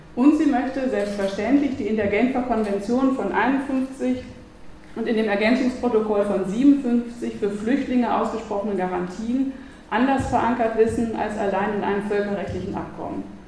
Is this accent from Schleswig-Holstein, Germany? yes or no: no; North Rhine-Westphalia, Germany; now in Vienna, Austria; wie man in Westfalen sagt, wo ich herkomme